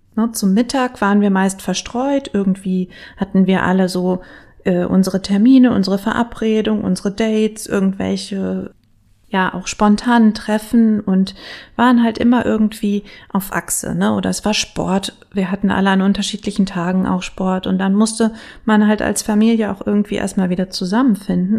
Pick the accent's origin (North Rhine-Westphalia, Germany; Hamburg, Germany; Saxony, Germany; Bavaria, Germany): North Rhine-Westphalia, Germany; Bielefeld; ich bin ja gebürtige Bielefelderin